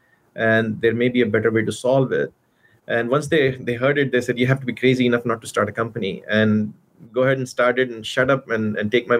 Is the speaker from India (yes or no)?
yes; India; moved away as an adult; also born or lived in Arizona / Austin, Texas; now in California, United States; I grew up in India. I did my bachelor's there